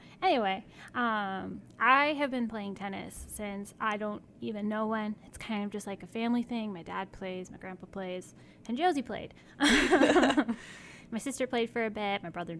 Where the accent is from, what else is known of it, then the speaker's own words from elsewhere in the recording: Minnesota, United States; I grew up ice skating because, like, I'm from Minnesota.